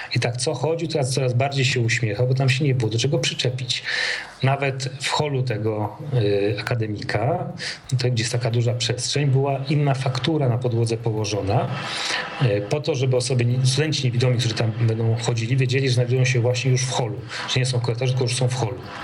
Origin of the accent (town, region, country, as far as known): Poland